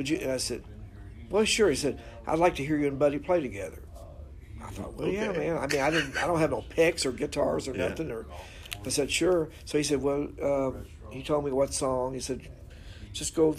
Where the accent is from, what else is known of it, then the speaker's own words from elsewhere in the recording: Louisville, Kentucky, United States; I grew up here in Louisville